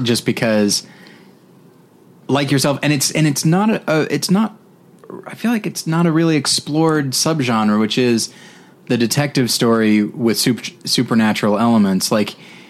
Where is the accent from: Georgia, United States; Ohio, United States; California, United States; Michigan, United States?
California, United States; Southern; also born or lived in Ventura, California / Panorama City, California; I grew up in Southern California as well, which is to say I lived in Ventura for a little while.